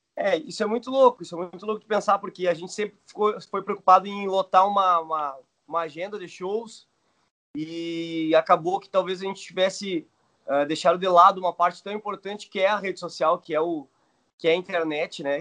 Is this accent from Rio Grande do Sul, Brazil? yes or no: yes; Rio Grande do Sul, Brazil; Somos do Rio Grande do Sul, estamos longe de casa aqui